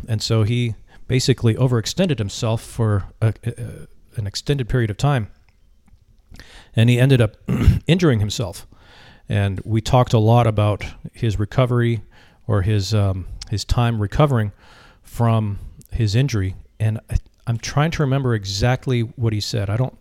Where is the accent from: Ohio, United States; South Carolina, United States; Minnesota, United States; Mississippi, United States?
Minnesota, United States; Minneapolis; also born or lived in Vietnam; now in Virginia Beach, United States; I spent a little time with my family uh, in the place where I grew up in the Twin Cities of Minnesota.